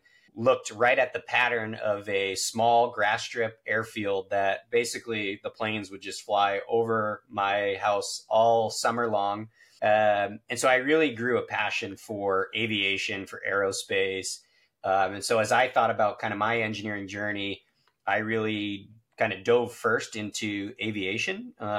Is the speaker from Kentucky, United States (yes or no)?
no; southern New Hampshire, United States; also born or lived in Boston, Massachusetts / upstate New York; I was born in Boston at Brigham and Women's and then grew up in southern New Hampshire, about 20 minutes away from where our facility is currently located.